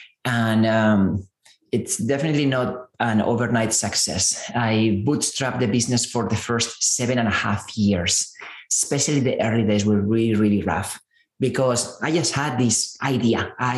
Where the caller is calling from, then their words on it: San Francisco, California, United States; I'm zooming in from San Francisco.